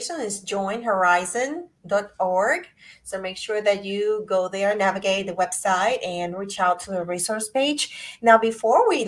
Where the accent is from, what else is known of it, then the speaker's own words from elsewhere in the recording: Puerto Rico; I'm from Puerto Rico